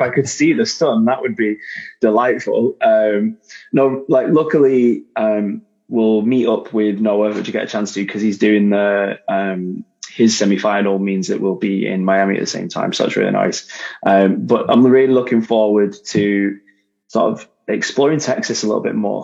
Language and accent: English; Manchester, North West England, United Kingdom; I'm from Manchester